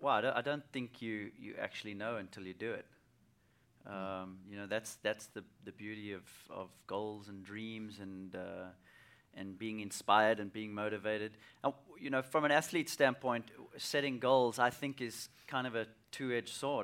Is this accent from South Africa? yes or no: yes; South Africa; as a young kid, uh, growing up in South Africa